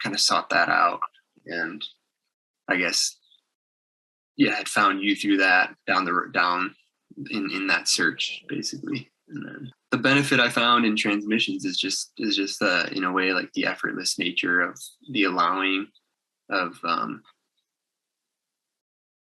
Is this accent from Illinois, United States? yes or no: yes; outside of Chicago, Illinois, United States; my hometown outside of Chicago